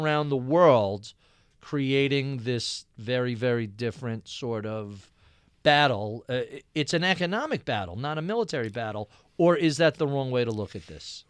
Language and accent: English; Nassau County, Long Island, New York, United States; I grew up in Nassau County, uh, out in Long Island, very Republican area